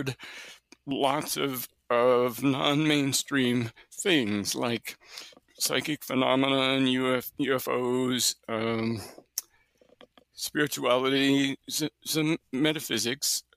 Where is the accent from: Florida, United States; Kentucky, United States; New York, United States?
New York, United States; near Buffalo; also born or lived in Alberta / British Columbia / New Brunswick; now in Kansas City, United States; I've actually lived near Buffalo, New York, so just south of you, which is where I grew up